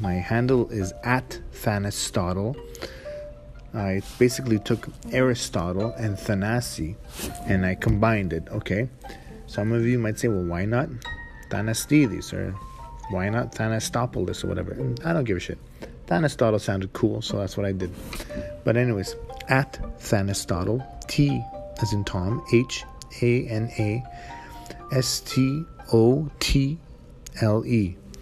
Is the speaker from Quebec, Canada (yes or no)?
no; Edmonton, Alberta, Canada; first generation Canadian, uh, you know, born and raised in Edmonton, grew up in the north side, uh, still live there.